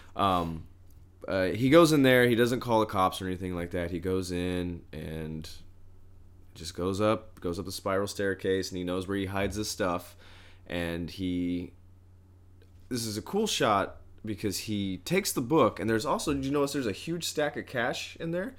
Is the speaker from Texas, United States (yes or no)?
no; Southern Indiana, United States; I'm actually from Southern Indiana